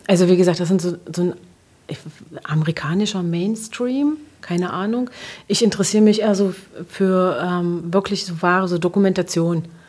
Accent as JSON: {"language": "German", "town": "Magdeburg", "region": "Saxony-Anhalt", "country": "Germany", "tie": "born or raised there", "said": "ich bin am Olvenstädter Platz groß geworden"}